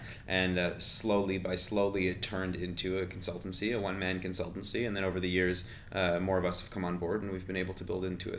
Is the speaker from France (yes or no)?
no; Montreal, Quebec, Canada; also born or lived in Copenhagen, Denmark; Leonard and I come from a similar Montreal Jewish upbringing.